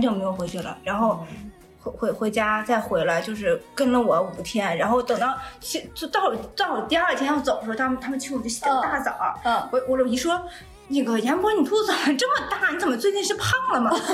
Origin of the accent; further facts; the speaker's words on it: Northeast China, China; moved away; 我们东北人一点也不土。